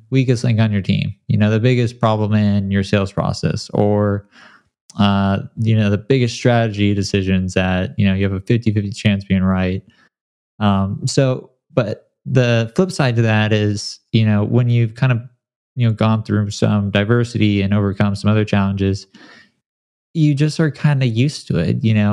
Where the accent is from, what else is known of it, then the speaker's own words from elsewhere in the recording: San Clemente, California, United States; also born or lived in Detroit, Michigan; I was born in Detroit, and then I grew up in a small beach town called San Clemente in Southern California